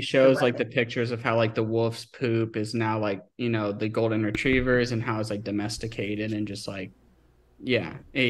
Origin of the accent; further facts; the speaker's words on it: Northern Virginia, United States; so I'm from Northern Virginia and there's a lot of money and opportunity there